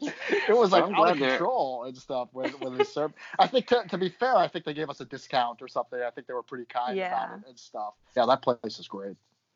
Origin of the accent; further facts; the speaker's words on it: Midwest, United States; It was just amazing to me, just growing up in the Midwest.